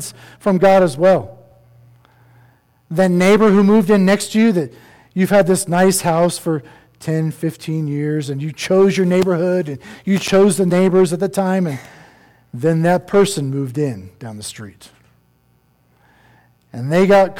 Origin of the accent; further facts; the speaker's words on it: East Coast, United States; now in Colorado, United States; I'm not one. I grew up on the East Coast. I was a beach bum.